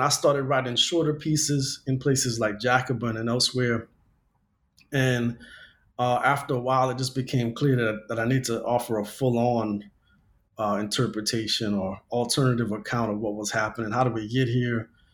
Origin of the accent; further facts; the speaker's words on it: Louisiana, United States; now in Los Angeles, United States; I grew up in Louisiana